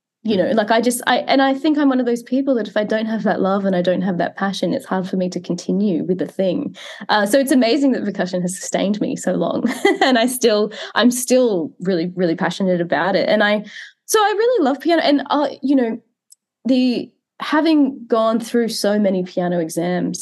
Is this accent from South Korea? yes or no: no; Queensland, Australia; I grew up in Queensland. So in the state that I am now, but I grew up in a really regional part of the country